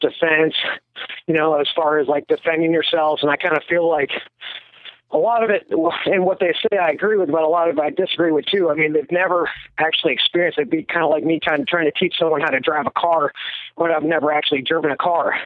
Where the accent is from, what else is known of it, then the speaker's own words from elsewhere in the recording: Erie, Pennsylvania, United States; I grew up in Erie, Pennsylvania